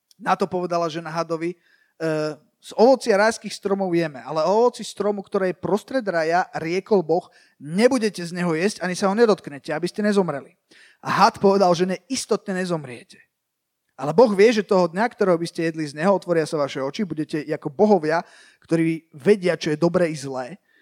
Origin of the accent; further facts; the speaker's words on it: Bratislava, Bratislava Region, Slovakia; ja som vyrastal v, akože tak, tak v Bratislave